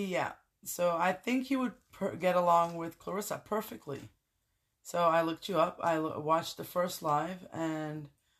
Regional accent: Netherlands; moved away as an adult; now in Belgium; I am originally from Holland. I've been living in Belgium for the last 10 years.

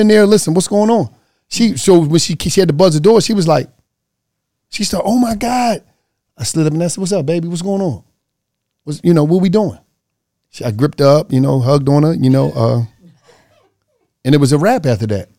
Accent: Philadelphia, Pennsylvania, United States; I'm from Philly.

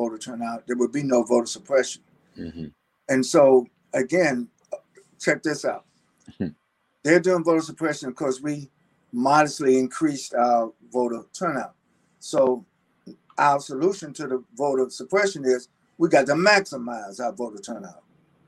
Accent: North Carolina, United States; my home state of North Carolina

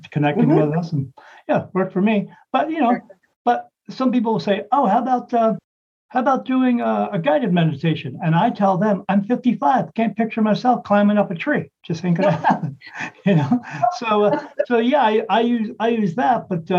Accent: Ireland; I said, yes, I'm Irish.

